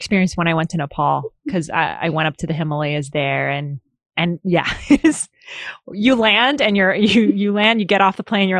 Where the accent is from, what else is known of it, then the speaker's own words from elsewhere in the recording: Philippines; moved away; Like, I come from the Philippines. And I was born there